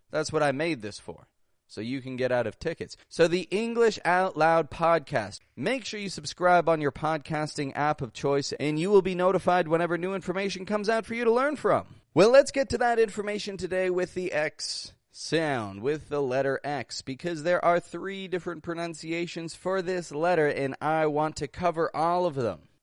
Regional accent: Toronto, Ontario, Canada; I'm from Toronto, Canada

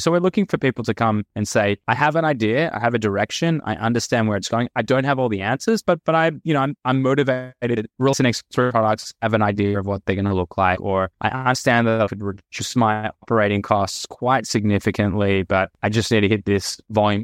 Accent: Australia; moved away as an adult; also born or lived in United States; now in Tel Aviv, Israel; I am Australian. Hopefully my accent still comes through, but I spent the last ten years in the U S and, and now Tel Aviv

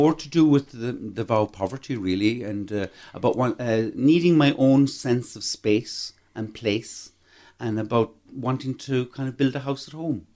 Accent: Croagh, Munster, Ireland; I'm from Croke, very proud, uh, Croke man.

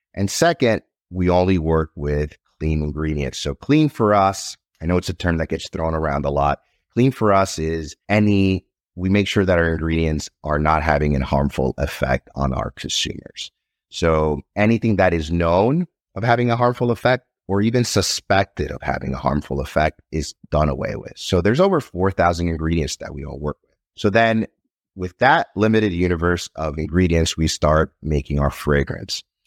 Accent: Nicaragua; now in United States; I'm originally from Nicaragua. When I was growing up in Nicaragua, there wasn't really much to do.

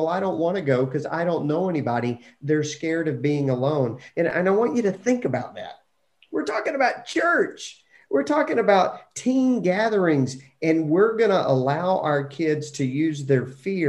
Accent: Lubbock, Texas, United States; growing up in Lubbock, Texas, you could jump on your bike and just ride wherever you wanted to go.

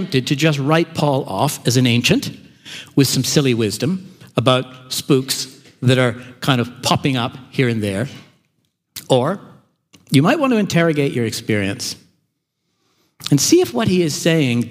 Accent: Canada; now in Melbourne, Australia; I grew up in Canada

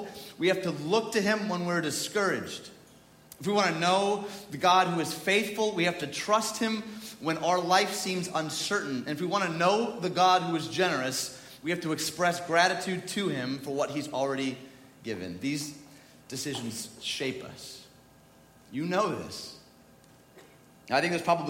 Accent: United States; I'm from the United States

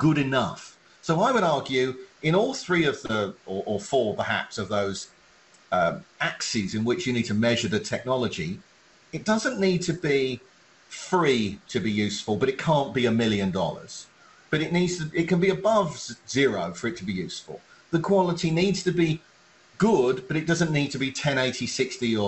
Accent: England, United Kingdom; now in United States; I, as an Englishman, grew up watching PAL television quality, European quality television in the UK, came to America

